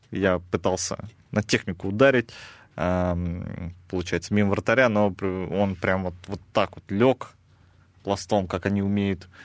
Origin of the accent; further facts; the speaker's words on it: Kazakhstan; А, у меня там своя команда под названием Нур-Султан, а, где играют в основном как раз казахи. Я сам казах